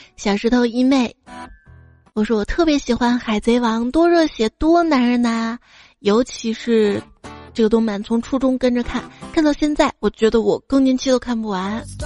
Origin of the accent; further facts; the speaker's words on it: Northeast China, China; 我们东北这边儿